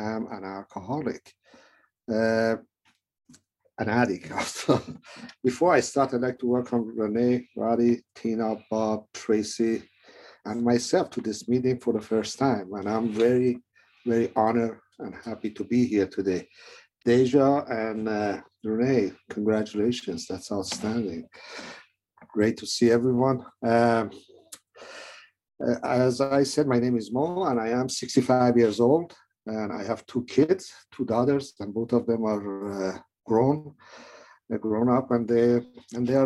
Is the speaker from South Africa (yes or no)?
no; Iran; moved away; I was born in Iran